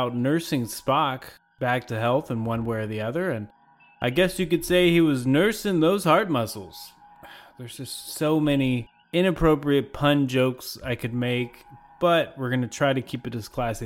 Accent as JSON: {"language": "English", "region": "Kentucky", "country": "United States", "said": "I'm from Kentucky"}